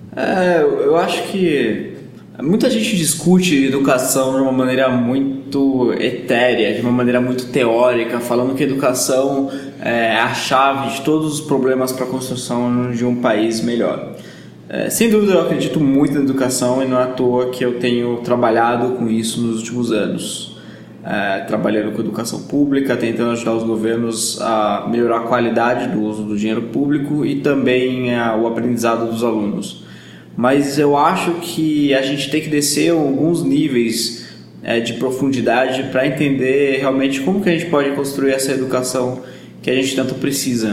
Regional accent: Bragança Paulista, São Paulo, Brazil; also born or lived in Jordan; eu sou de Bragança Paulista, no interior de São Paulo

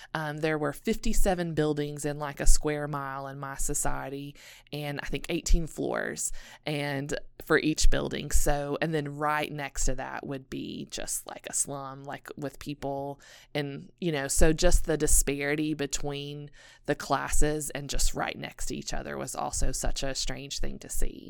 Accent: Elizabethton, Tennessee, United States; also born or lived in South Asia; I was born and raised in Elizabethton, Tennessee. So I'm a small town girl from the mountains.

